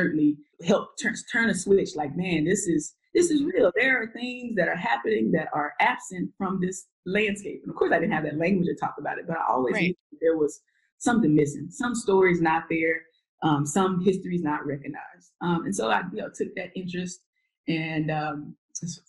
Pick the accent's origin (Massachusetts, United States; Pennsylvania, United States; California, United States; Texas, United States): Texas, United States; Waco; moved away; also born or lived in Tulsa, Oklahoma; my hometown of Waco, Texas